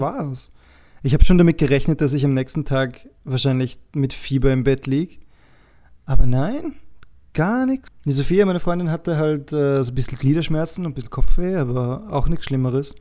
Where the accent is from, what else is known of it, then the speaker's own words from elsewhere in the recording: Dornbirn, Vorarlberg, Austria; Dornbirn, die Stadt, wo ich herkomme, ist anscheinend die zehntgrößte Stadt Österreichs.